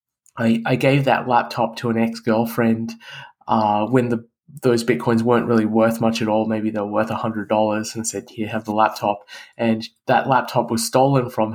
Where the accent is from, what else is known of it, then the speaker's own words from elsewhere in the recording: Canberra, Australian Capital Territory, Australia; moved away as an adult; also born or lived in Adelaide; now in United States; I went back to the city I grew up in, Canberra